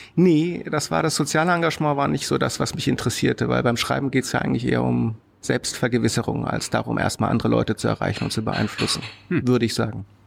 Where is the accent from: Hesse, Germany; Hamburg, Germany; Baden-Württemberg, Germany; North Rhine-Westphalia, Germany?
Baden-Württemberg, Germany; Karlsruhe; Ich bin in Karlsruhe groß geworden, hm. also in Süddeutschland